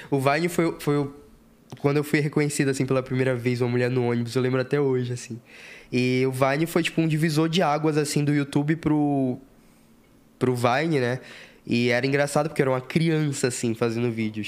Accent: Salvador, Bahia, Brazil; moved away as an adult; also born or lived in Lauro de Freitas; now in São Paulo, Brazil; E eu sou lá de Salvador. Eu sou de um. Nasci numa, numa periferia lá de Salvador

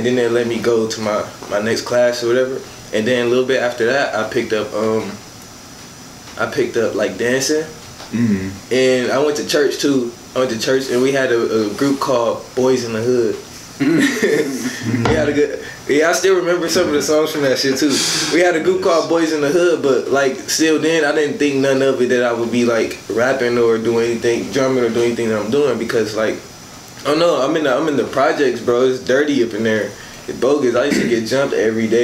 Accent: Chicago, Illinois, United States; moved away; when I lived in Chicago, because I am from Chicago.

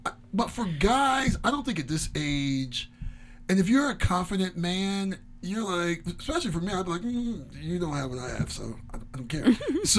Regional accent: Midwest, United States; Hot dog down the hallway. You can tell I grew up in the Midwest.

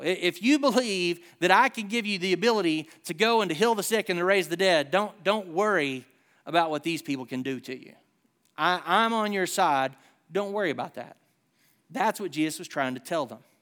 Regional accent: Southern United States, United States; accent: Hick

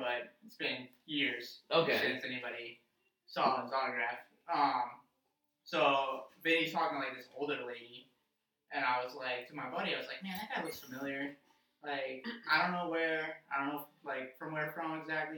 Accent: Davie, Florida, United States; moved away; Born and raised in Davie, Florida

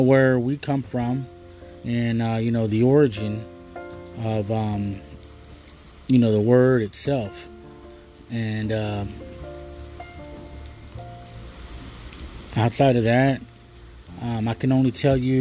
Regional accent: United States; I call myself a Chicano

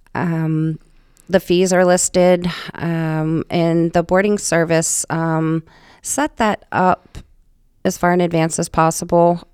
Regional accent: West Virginia, United States; moved away as an adult; now in Rhode Island, United States; I'm originally from West Virginia, actually, is where I was born

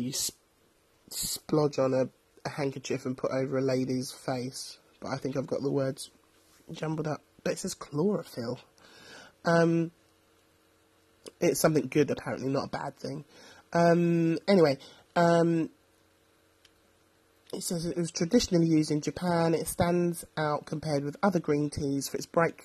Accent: London, United Kingdom; because I'm from London

